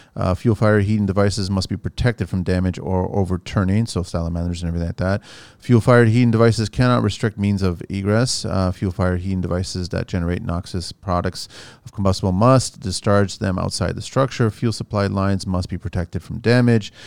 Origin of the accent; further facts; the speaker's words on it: Canada; also born or lived in Portugal; I'm Canadian, but I'm Portuguese